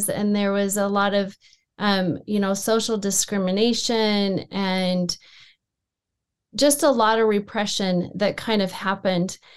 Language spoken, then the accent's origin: English; Sandy, Utah, United States; We grew up in the Salt Lake Valley. Um, I mm-hmm. actually grew up on the East Bench in Sandy, Utah.